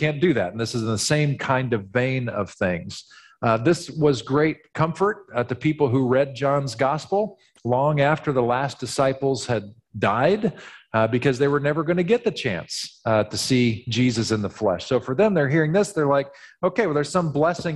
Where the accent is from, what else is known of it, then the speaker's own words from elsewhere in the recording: Missouri, United States; being from Missouri has its limits. Missouri is known as the show me state. I was born in Missouri, literally.